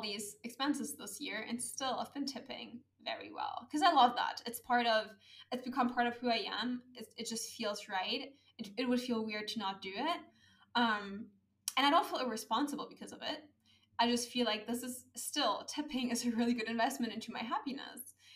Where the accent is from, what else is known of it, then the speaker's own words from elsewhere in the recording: Germany; moved away as an adult; my home country, which is Germany